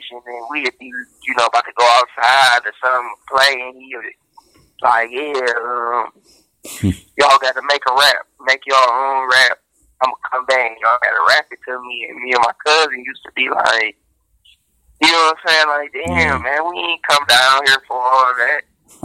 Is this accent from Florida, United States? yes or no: no; Detroit, Michigan, United States; From Detroit, West Side, Linwood. I was raised on Atkinson between 14th and LaSalle